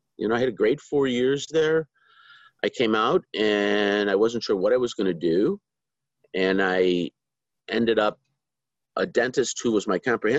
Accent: Chicago, Illinois, United States; I was. South side of Chicago. Went to St. Bede's Grammar School, went to St. Ignatius High School, and then spent 4 years at the University of Notre Dame.

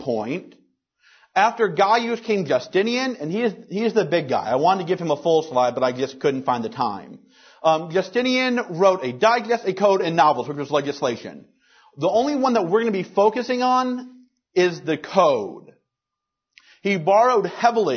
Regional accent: Louisiana, United States; my home state of Louisiana

